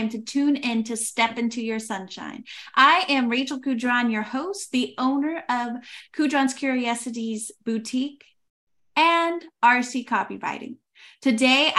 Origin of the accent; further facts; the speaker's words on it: United States; I'm American